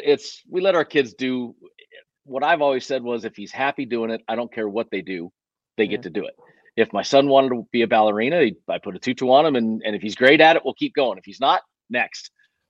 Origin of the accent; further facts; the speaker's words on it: Las Vegas, Nevada, United States; So the West Coast is where I'm from. I'm doing this right now, sitting in my office in Las Vegas. This is home. I mean, I'm a West Coaster, man.